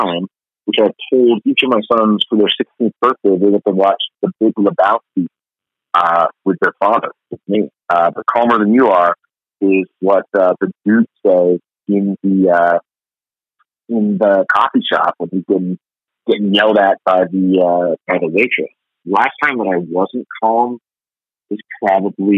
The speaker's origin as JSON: {"language": "English", "town": "Pittsburgh", "region": "Pennsylvania", "country": "United States", "tie": "born or raised there", "moved": "yes", "lives_now": "Minnesota, United States", "said": "I grew up in Pittsburgh, Pennsylvania, as a Cleveland Browns diehard fan"}